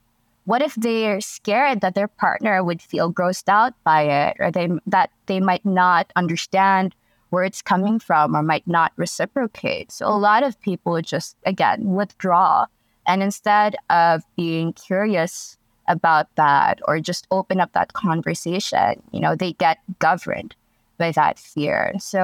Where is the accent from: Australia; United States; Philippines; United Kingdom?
Philippines; So again, a little bit of background is I come from the Philippines, and the culture here, even if it has changed considerably, it's still very conservative.